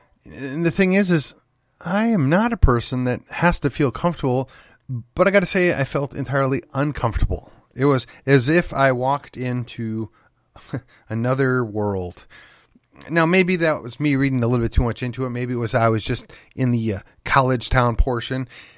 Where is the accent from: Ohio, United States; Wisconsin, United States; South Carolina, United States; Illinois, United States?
Wisconsin, United States; But I mean, in my home state of Wisconsin, I mean, it is just short Midwestern to the point values.